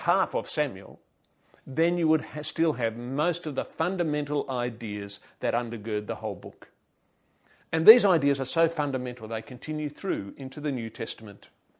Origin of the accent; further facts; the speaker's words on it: Papua New Guinea; I could not imagine a more idyllic place to grow up. Now, one of the blessings of growing up in Papua New Guinea was one that I did not realise until much later.